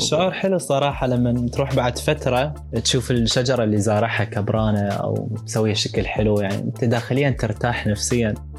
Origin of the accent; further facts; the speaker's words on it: Iraq; إحنا كعراقيين وكحضاراتنا